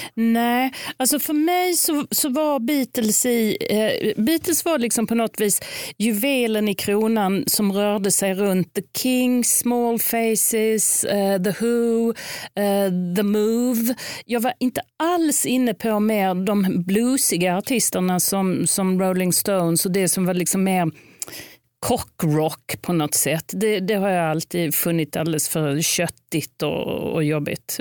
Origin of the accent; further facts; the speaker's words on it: Lund, Skåne, Sweden; jag är uppvuxen i Lund